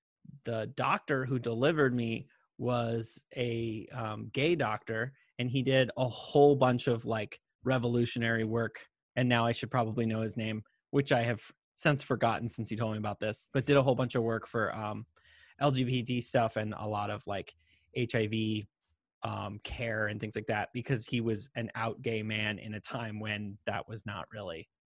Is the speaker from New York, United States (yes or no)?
no; Yellow Springs, Ohio, United States; I was born in Yellow Springs, Ohio